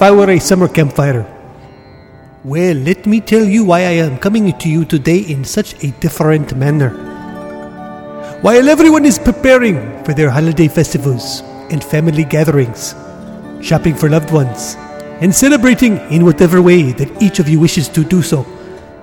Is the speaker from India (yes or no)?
yes; India; my home country of India.